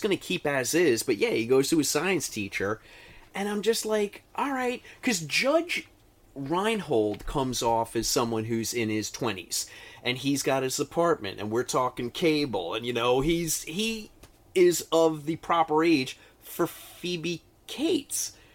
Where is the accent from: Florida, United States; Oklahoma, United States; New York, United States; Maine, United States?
New York, United States; we are from New York